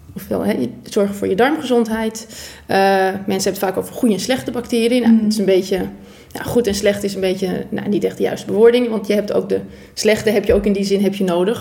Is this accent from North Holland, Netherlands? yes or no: yes; Purmerend, North Holland, Netherlands; ik kom uit Purmerend